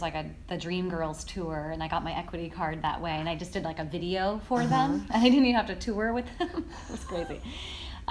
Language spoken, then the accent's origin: English; Paso Robles, California, United States; I grew up in California as well